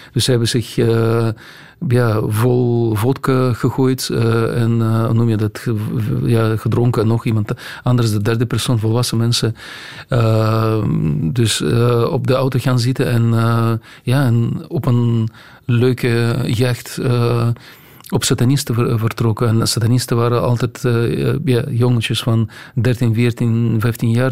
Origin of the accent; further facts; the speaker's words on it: Russia; Dutch is a second language; moved away as an adult; now in Belgium; bij ons in Rusland